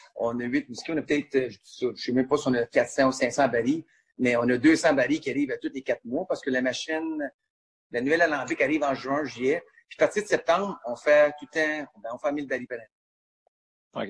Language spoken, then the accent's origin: French; Gatineau, Quebec, Canada; je suis un Français, je suis né à Gatineau.